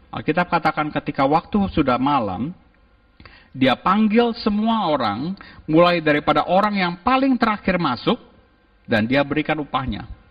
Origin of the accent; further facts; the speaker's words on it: Jakarta, Indonesia; also born or lived in Melbourne; saya dari Jakarta